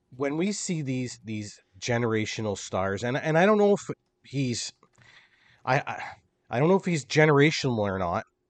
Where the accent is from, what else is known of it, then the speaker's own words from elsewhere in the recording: Canada; as a Canadian